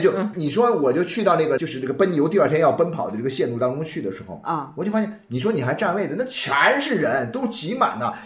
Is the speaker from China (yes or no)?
yes; China; 又由于我们中国人的这个文化里面